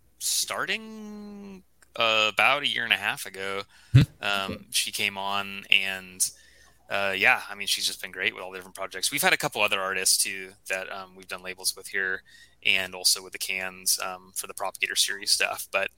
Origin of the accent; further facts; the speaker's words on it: Santa Cruz, California, United States; moved away; I'm from Santa Cruz.